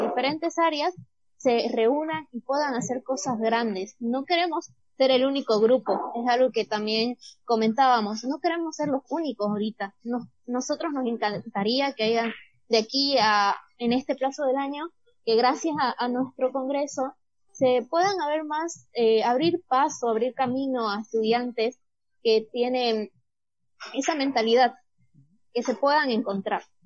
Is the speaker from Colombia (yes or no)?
no; Bolivia; quedarme en Bolivia y estudiar esta carrera